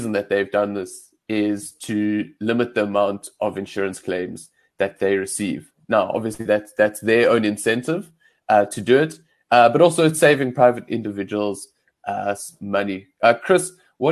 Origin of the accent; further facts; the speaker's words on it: Johannesburg, Gauteng, South Africa; I'm from Johannesburg.